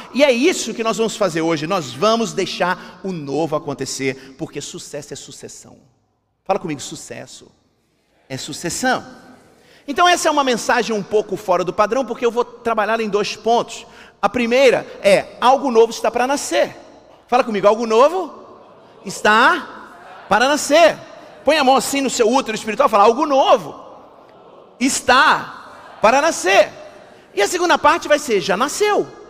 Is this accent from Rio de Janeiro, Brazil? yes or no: yes; Rio de Janeiro, Brazil; Eu sou carioca, né? Deu para perceber? Eu sou carioca